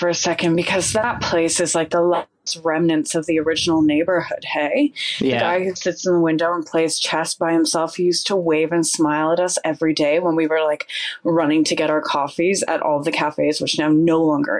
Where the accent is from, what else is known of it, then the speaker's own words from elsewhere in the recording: Cobourg, Ontario, Canada; Coburg, Ontario.